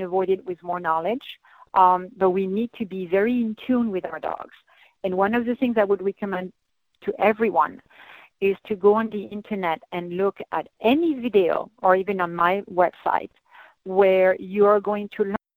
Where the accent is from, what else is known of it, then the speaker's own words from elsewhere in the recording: France; moved away; I'm from the French Alps